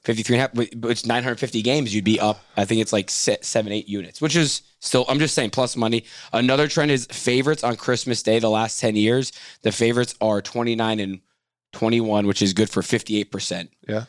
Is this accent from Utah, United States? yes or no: no; Boston, Massachusetts, United States; my hometown team, the Celtics